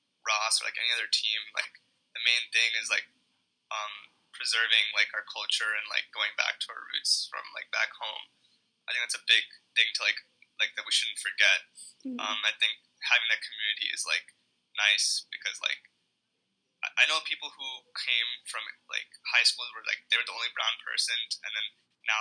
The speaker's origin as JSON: {"language": "English", "country": "India", "tie": "born or raised there", "moved": "yes", "lives_now": "United States", "said": "I was born in India."}